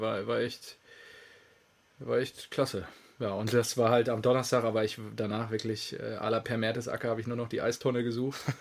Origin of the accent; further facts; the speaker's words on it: North Rhine-Westphalia, Germany; also born or lived in Lünen area (near his small home village); now in Stuttgart, Germany; meiner Heimat, meiner schönen westfälischen äh, die da sehr flach ist